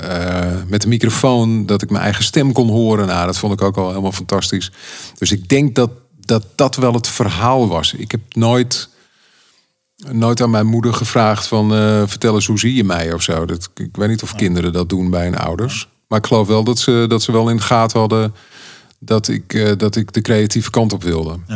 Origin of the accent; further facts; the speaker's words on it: Amsterdam, North Holland, Netherlands; also born or lived in Schagen; Ik kom uit Amsterdam en ik heb mijn huis verkocht afgelopen jaar. En ik mag hier heel eventjes bivakeren in, in het prachtige Noord-Holland, waar ik ook vandaan kom.